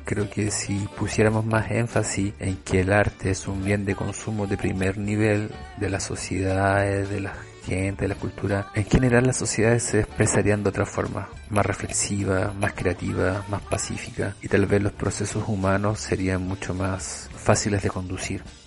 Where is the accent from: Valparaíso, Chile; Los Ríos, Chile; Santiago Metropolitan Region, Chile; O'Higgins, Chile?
O'Higgins, Chile; Rancagua; Yo soy de Rancagua y siempre era un hito cuando llegaba un circo a mi ciudad